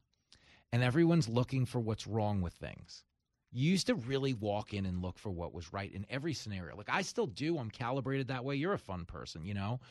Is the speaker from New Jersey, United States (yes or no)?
no; New York, United States; as a New Yorker